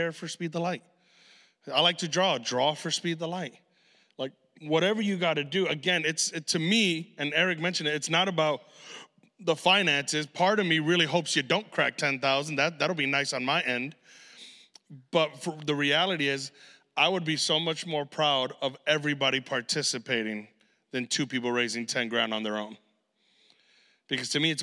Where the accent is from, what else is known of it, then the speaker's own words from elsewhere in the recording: Chicago, Illinois, United States; we're from Chicago